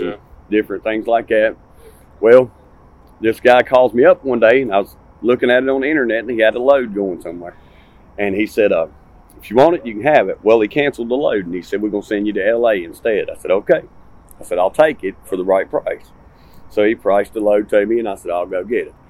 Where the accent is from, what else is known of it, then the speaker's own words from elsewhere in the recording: Martinsville, Virginia, United States; now in Sevierville, United States; I'm from Martinsville, Virginia.